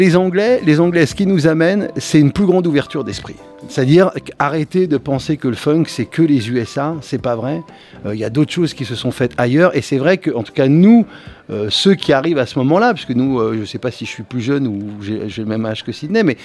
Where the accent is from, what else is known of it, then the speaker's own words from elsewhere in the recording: Cachan, Île-de-France, France; mon quartier, de là où je viens, de Cachan